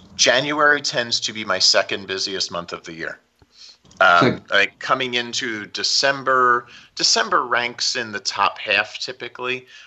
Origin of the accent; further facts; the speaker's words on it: Philadelphia, Pennsylvania, United States; also born or lived in Kansas City / Florida; now in Southern California, United States; I grew up outside of Philly, so I grew up with a lot of snow.